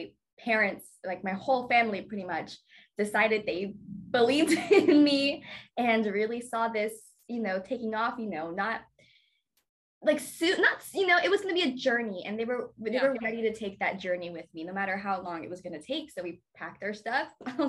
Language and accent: English; Dallas, Texas, United States; moved away; Yeah, so I'm originally from Dallas, Texas.